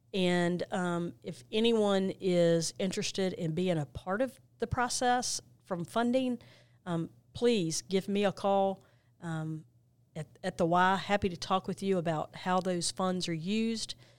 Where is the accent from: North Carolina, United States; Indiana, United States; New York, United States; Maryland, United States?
North Carolina, United States; Monroe; moved away as an adult; now in Gaston County, United States; I grew up in Monroe, North Carolina